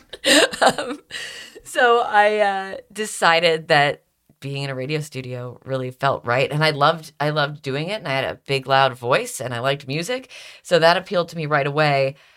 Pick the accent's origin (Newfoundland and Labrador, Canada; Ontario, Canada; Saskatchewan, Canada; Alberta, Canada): Ontario, Canada; Stouffville; accent: Canadian; moved away as an adult; also born or lived in Toronto, Canada; now in Philadelphia, United States; I grew up in Stouffville, which is a little suburb outside